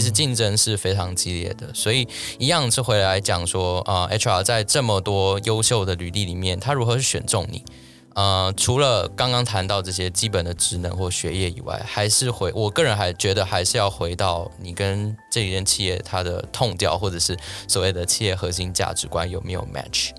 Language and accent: Chinese; Taiwan; 我个人作为一个台湾人